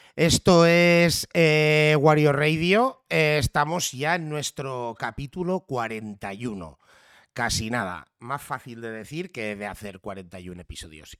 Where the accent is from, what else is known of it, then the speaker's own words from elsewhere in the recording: Catalonia, Spain; si en algo nos parecemos los catalanes y los gallegos es que por defecto nacemos con dos idiomas